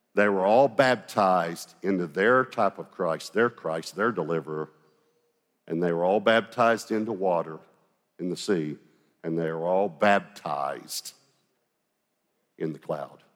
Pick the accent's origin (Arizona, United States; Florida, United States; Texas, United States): Texas, United States; Longview; when I was growing up in Longview, Texas.